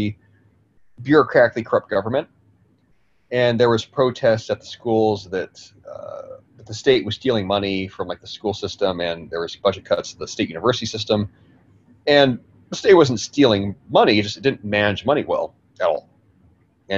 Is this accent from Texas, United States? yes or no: no; California, United States; The county where I grew up in California